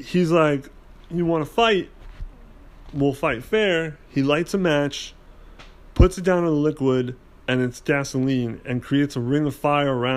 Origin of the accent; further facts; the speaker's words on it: United States; as an American